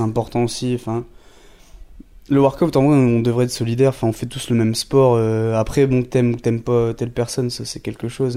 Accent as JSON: {"language": "French", "area": "Esquelbecq, near Wormhout", "region": "Hauts-de-France", "country": "France", "moved": "as an adult", "lives_now": "Dunkirk, France", "said": "je viens, bah, en vrai, je viens pas vraiment de Dunkerque. Moi, je viens d'un, village Skelbeck à côté, bah, près de Warmouth"}